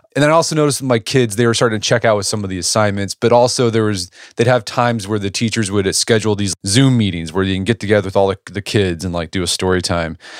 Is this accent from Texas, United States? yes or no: no; Edmond, Oklahoma, United States; my hometown of Edmond, Oklahoma.